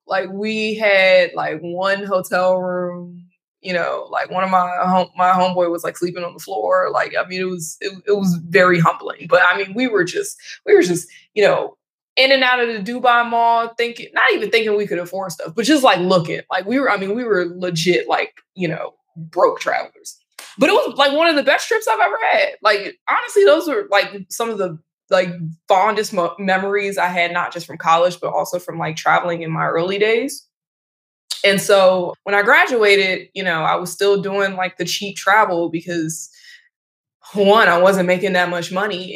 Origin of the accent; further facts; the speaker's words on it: United States; now in New York City, United States; I'm also an American and also have a U.S. passport